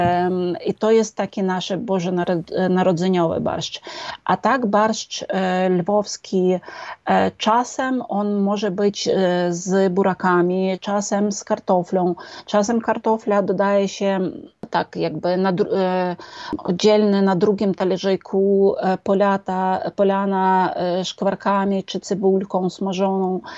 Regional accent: Lviv, Lviv Oblast, Ukraine; To jest moje miasto z narodzenia i to jest, e, miasto moich przodków

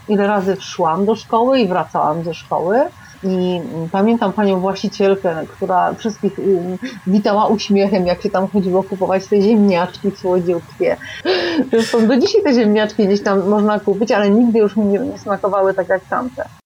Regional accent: Kraków, Lesser Poland, Poland; also born or lived in Nowa Huta, Kraków; Ja urodziłam się na Krowodrze, znaczy moje pierwsze mieszkanie było na Krowodrze, tam było moje pierwsze przedszkole, pierwsza podstawówka, a potem przeprowadziliśmy się do Huty na Bohaterów Września, jak byłam już w czwartej klasie podstawówki

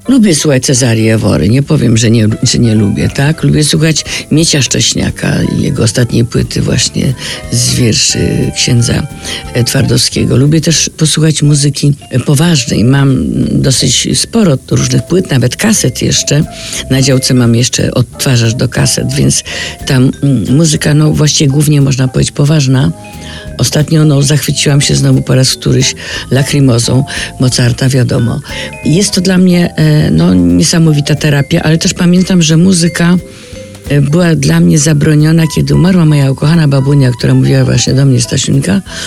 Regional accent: Warsaw, Masovian Voivodeship, Poland; accent: hard L; do tej kamienicy tam blisko, gdzie się urodziłam

